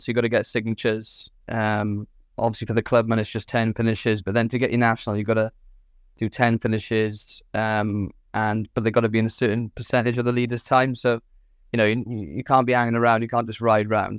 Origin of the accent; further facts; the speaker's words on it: Swansea, Wales, United Kingdom; from Swansea in South Wales